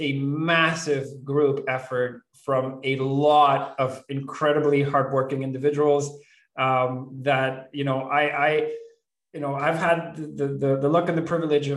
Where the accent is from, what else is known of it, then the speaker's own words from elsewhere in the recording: Venezuela; moved away; I was born and raised in Venezuela